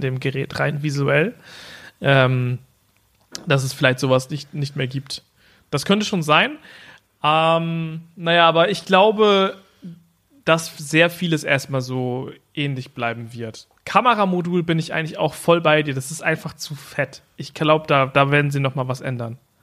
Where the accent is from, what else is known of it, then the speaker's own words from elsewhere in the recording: the German coast, Germany; meine Family, die kommt von der Küste. So, und äh, da, also zum Beispiel mein, mein Elternhaus ist äh, 0,5 Meter über Meeresspiegel